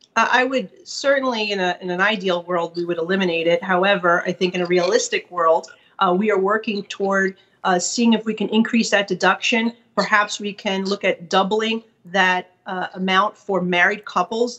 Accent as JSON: {"language": "English", "region": "New York", "country": "United States", "said": "as a New Yorker"}